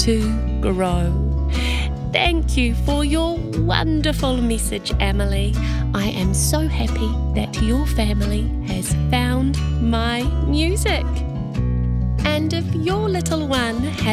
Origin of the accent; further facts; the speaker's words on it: Christchurch, Canterbury, New Zealand; now in Melbourne, Australia; Do you know that you live where I grew up? I'm from Christchurch too, but now I live in Melbourne, Australia.